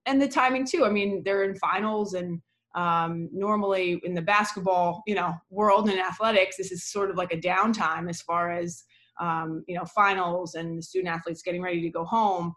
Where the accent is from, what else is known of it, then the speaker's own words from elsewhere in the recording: New York, United States; moved away as an adult; also born or lived in New England; I grew up in New York